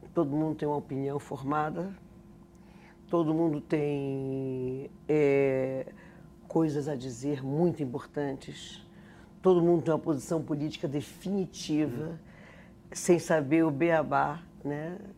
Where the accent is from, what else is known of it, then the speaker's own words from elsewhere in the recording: North Region, Brazil; moved away as an adult; por ser do norte